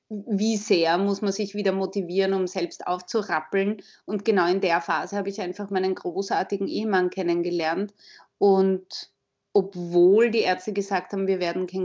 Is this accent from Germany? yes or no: no; Vienna, Austria; Wie man schon hören kann, ich bin aus Wien. Ich bin in Wien geboren, bin seit letzten Samstag 45 Jahre alt